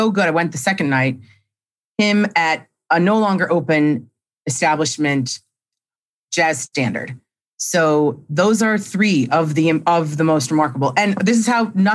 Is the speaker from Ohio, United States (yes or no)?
yes; Cleveland, Ohio, United States; when I was in middle school, growing up in Cleveland